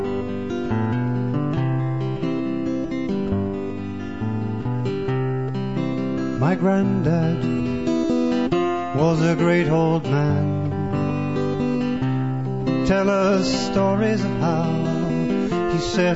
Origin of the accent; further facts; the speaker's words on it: Red Deer, Alberta, Canada; I'm from Red Deer